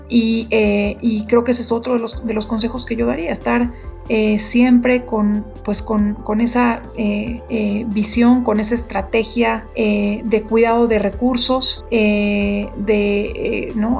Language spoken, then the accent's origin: Spanish; Mexico; México, mi país